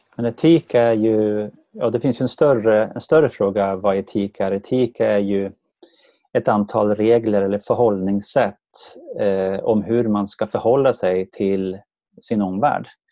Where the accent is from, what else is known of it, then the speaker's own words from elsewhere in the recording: Sala, Västmanland, Sweden; now in Värmdö, Sweden; kommer jag från Sala i Västmanland